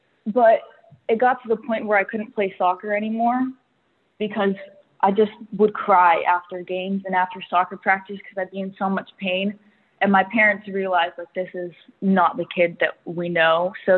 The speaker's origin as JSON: {"language": "English", "region": "North Carolina", "country": "United States", "tie": "born or raised there", "said": "So growing up in North Carolina, they weren't used to the East Coast being a huge hotspot for ticks."}